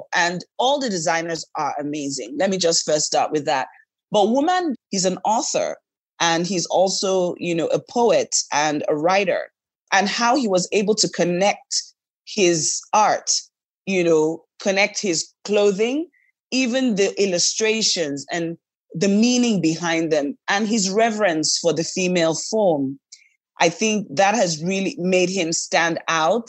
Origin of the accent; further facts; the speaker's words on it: Lagos, Nigeria; also born or lived in Bayelsa; I was born here, but I'm from Bayelsa, which is the south part of Nigeria, which is the Niger Delta.